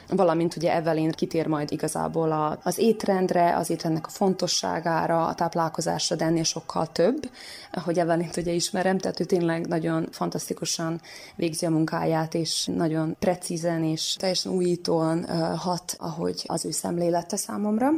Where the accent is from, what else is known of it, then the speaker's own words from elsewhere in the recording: Senta, Vojvodina, Serbia; zentai születésű vagyok